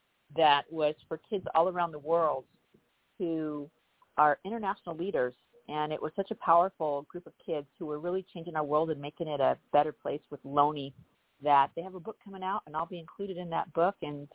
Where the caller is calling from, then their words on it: Los Angeles, California, United States; I am calling from the beautiful San Fernando Valley. I live in the North Hills. It's a beautiful community, not too far from Northridge